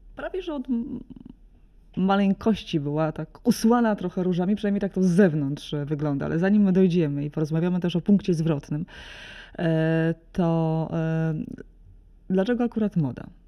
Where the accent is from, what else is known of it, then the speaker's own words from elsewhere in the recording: Solec Kujawski, Kuyavian-Pomeranian Voivodeship, Poland; pochodzę z małego, z małego miasta, Solec Kujawski